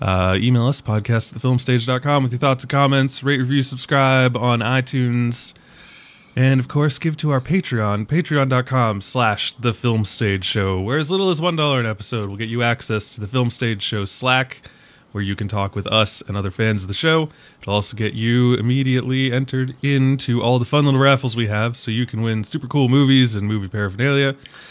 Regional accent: Ireland; And I was, as an Irishman, I was like, oh, come on. That's so stereotypical.

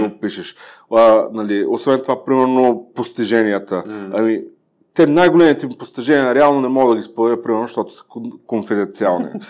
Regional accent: Ruse, Ruse Province, Bulgaria; moved away; съм родом от Русе

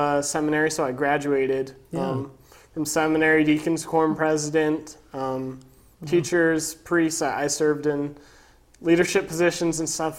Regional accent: Boise, Idaho, United States; also born or lived in Meridian, Idaho; So I was born in Boise, Idaho, yeah. And I live now in Meridian, and I've grown up here all my life.

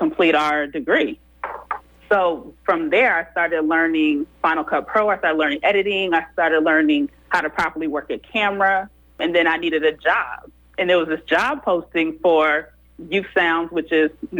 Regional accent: Oakland, California, United States; also born or lived in Manteca, California; I was born in Oakland. My roots are there. We live all over Oakland

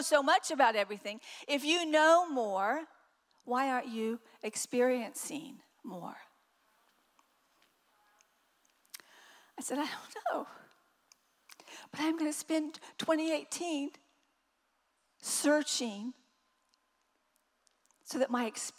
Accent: the South, United States; I'm from the South.

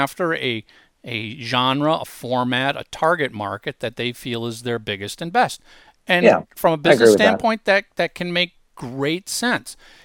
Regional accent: Minnesota, United States; as a kid, I grew up in Minnesota

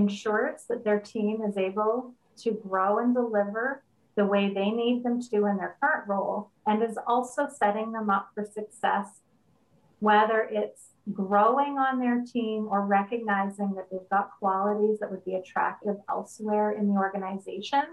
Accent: Canada; I am a Canadian, otherwise known as Canadian

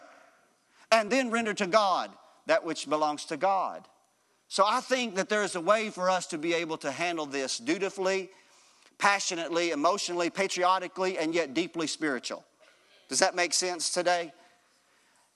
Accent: United States; being an American citizen

